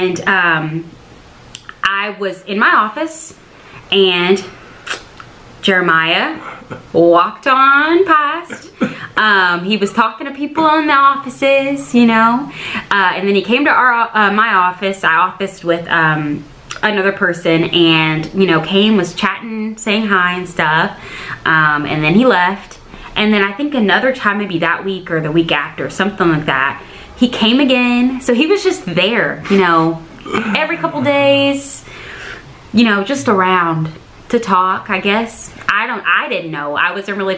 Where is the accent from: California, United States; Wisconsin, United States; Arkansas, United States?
Arkansas, United States; Southwest; now in Tulsa, United States; I'm originally from Arkansas, Southwest Arkansas, actually.